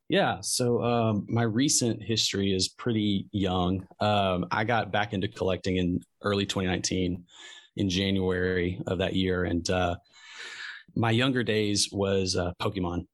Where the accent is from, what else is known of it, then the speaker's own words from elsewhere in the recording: Memphis, Tennessee, United States; I'm from Memphis and I live in Memphis.